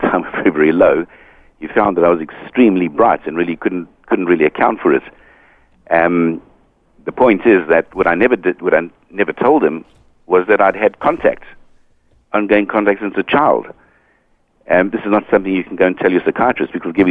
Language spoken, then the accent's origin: English; South Africa; moved away as an adult; also born or lived in United Kingdom; now in Hong Kong; I was brought up in South Africa